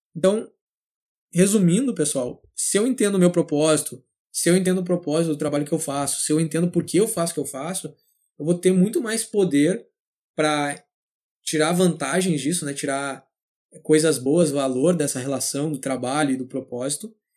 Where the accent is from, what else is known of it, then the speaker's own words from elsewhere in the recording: São Leopoldo, Rio Grande do Sul, Brazil; nasci e cresci em São Léo, São Leopoldo, na verdade, no Rio Grande do Sul